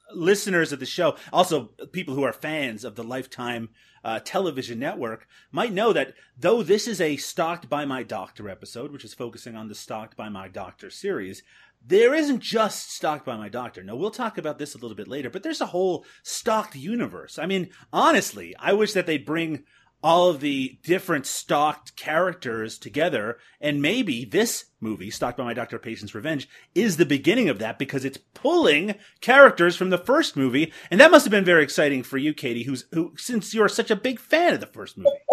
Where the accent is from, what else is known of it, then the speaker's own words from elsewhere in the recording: Canada; Canadians like myself have a reputation for wearing a lot of denim